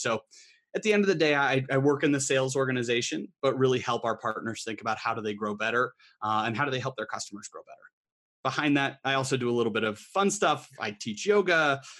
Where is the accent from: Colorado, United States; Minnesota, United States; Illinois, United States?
Colorado, United States; also born or lived in Boston; I'm originally from Colorado, but was in Boston for the last 4.5 years at HubSpot HQ.